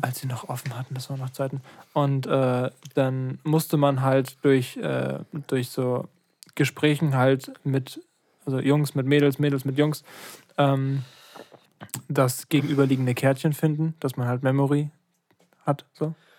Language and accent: German; Lübeck, Schleswig-Holstein, Germany; ich bin in Lübeck geboren